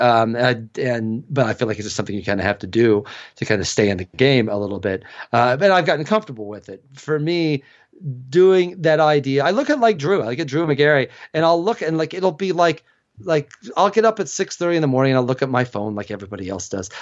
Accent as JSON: {"language": "English", "region": "Illinois", "country": "United States", "tie": "born or raised there", "moved": "yes", "lives_now": "Atlanta, United States", "said": "in my hometown, Illinois basketball was the Yankees"}